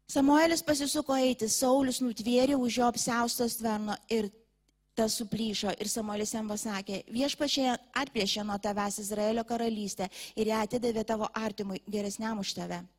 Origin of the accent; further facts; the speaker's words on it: Lithuania; mes lietuviai